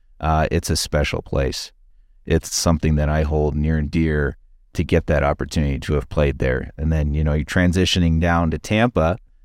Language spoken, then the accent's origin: English; London, Ontario, Canada; I grew up in London, Ontario, and lived there for the first 12 years.